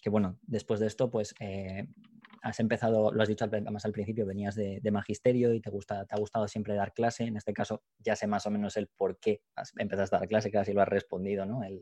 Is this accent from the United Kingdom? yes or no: yes; England, United Kingdom; Spanish is a second language; yo soy inglés, pero tampoco soy bilingüe